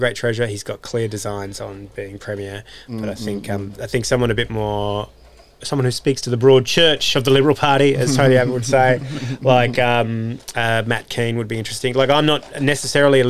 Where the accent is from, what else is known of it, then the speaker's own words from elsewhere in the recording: Beecroft, New South Wales, Australia; I grew up in Beecroft, and it was a delightful childhood